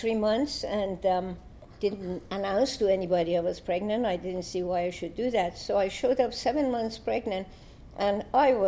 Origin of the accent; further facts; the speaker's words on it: Iran; moved away as an adult; I come from Iran.